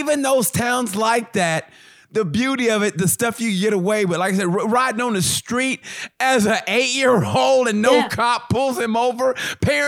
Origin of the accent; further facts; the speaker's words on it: Muskogee, Oklahoma, United States; moved away; I grew up in Muskogee